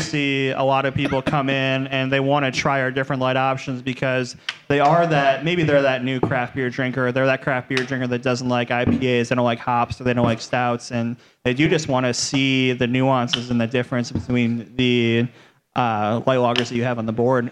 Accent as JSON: {"language": "English", "town": "Cleveland", "region": "Ohio", "country": "United States", "tie": "born or raised there", "moved": "as an adult", "lives_now": "Cincinnati, United States", "said": "I grew up in Cleveland"}